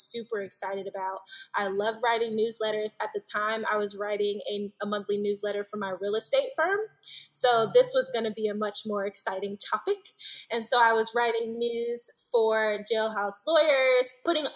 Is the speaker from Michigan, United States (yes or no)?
yes; Detroit, Michigan, United States; moved away as an adult; also born or lived in Pontiac, Michigan; now in Washington, United States; I'm originally from Detroit, Michigan.